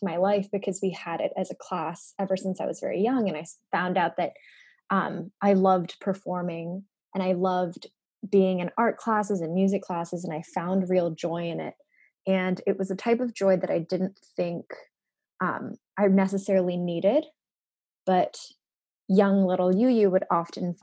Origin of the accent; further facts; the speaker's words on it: Hong Kong; I grew up in Hong Kong. I was born there. Both of my parents are Japanese